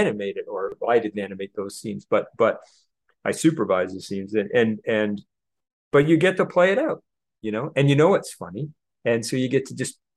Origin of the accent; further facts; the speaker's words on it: Canada; moved away as an adult; now in Los Angeles, United States; I'm a guy from Canada, normal guy